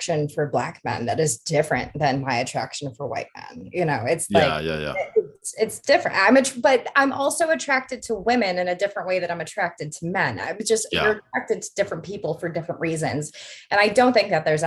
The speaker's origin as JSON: {"language": "English", "area": "outside of Detroit", "region": "Michigan", "country": "United States", "tie": "born or raised there", "said": "I grew up outside of Detroit"}